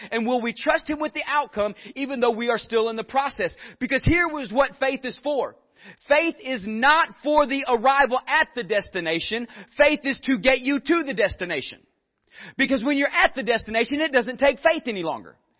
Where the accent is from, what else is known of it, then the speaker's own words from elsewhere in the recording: Northeast Texas, United States; I'm from Northeast Texas and there's a lot of cows up there.